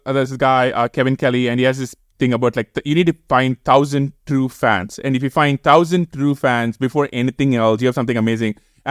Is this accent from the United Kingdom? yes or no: no; India; now in United States; this is why I left India, right?